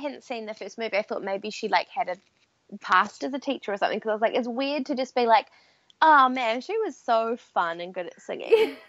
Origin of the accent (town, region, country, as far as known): New Zealand